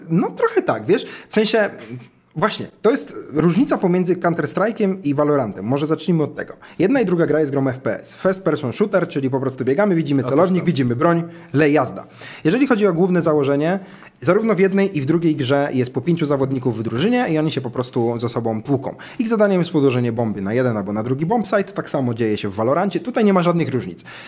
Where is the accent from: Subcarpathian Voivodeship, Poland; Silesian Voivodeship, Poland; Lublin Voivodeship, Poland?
Lublin Voivodeship, Poland; Dęblin; moved away; w swoim mieście, mm, rodzinnej miejscowości, ja pochodzę z Dęblina, nie z Warszawy, więc to była dość mała miejscowość